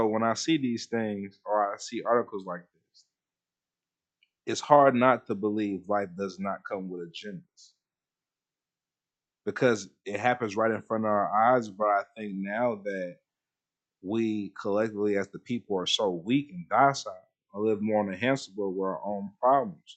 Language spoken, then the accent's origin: English; United States; As an American, especially a one with this type of skin color